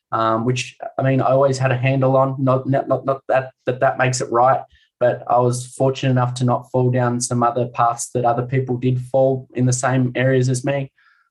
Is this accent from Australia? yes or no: yes; Warragul, Victoria, Australia; I grew up in Warragul, you know, a bubbly, smart-ass, cocky, energetic little 12-year-old kid